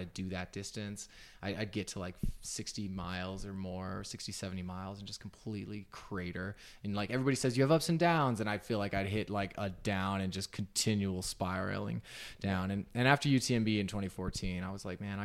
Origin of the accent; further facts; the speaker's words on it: Southern Utah, United States; now in Salt Lake City, United States; I grew up in Southern Utah